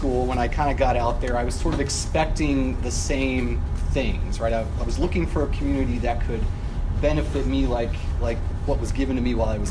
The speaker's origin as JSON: {"language": "English", "region": "Nebraska", "country": "United States", "moved": "as an adult", "lives_now": "Chicago, United States", "said": "I'm from Nebraska. And I went to the University of Nebraska"}